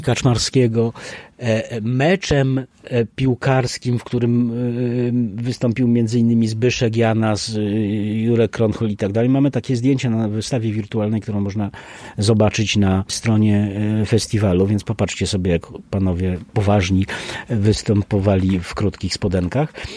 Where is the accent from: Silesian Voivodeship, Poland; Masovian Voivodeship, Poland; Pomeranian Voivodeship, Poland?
Silesian Voivodeship, Poland; Bielsko-Biała; ja jestem z Bielska Białej